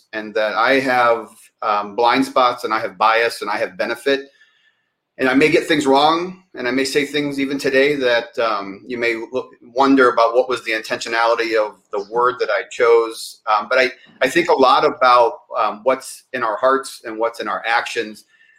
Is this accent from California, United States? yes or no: no; Cleveland, Ohio, United States; But the place I probably spent the most time in my life was Ohio. I grew up in Cleveland.